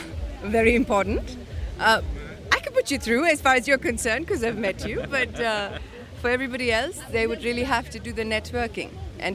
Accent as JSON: {"language": "English", "country": "India", "said": "I'm an actress from India."}